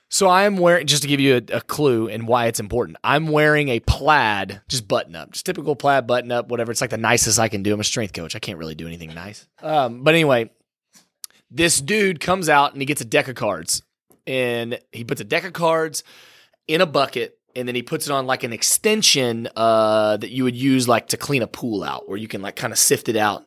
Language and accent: English; Dallas, Texas, United States; I'm from Dallas